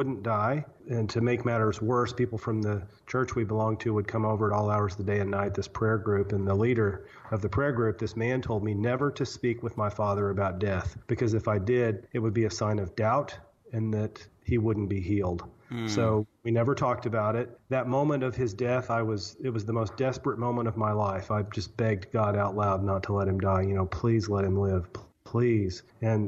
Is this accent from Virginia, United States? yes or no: no; Southwest Missouri, United States; I grew up in Southwest Missouri